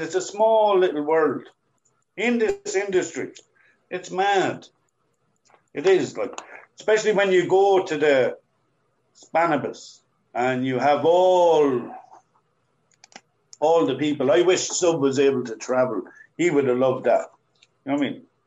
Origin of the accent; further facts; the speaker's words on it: Ireland; We speak English the way we speak English as Irish.